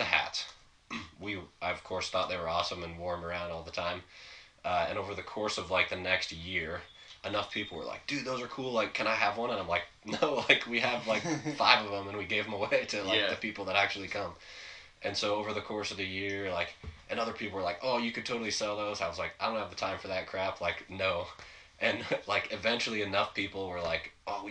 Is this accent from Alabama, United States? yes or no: no; Edmonds, Washington, United States; I grew up in Edmonds, so it's like halfway between Seattle and Everett